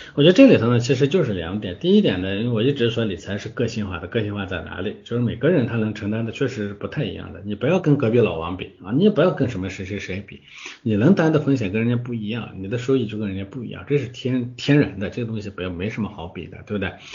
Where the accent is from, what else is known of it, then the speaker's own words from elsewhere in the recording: China; 我们中国人